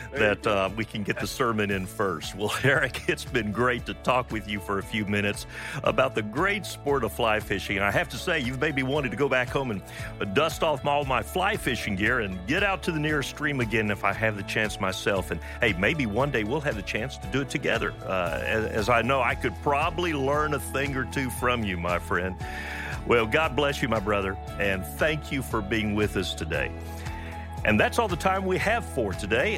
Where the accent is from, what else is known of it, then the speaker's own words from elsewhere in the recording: Pensacola, Florida, United States; I grew up in Pensacola, Florida, fishing in the bayous and bays and out in the Gulf of Mexico